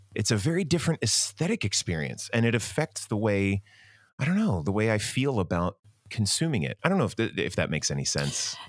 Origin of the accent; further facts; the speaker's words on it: Medford, New Jersey, United States; now that I am an adult with a family and a real investment in my hometown, I'm still here in Medford